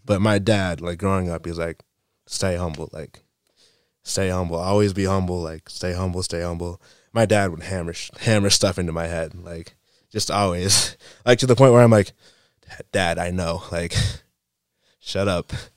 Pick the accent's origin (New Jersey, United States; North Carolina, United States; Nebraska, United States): North Carolina, United States; Waynesville; I'm from North Carolina, Waynesville, North Carolina